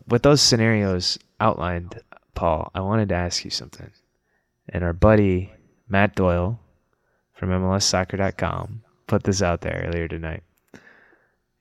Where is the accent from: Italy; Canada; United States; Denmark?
Canada; Canada, my home country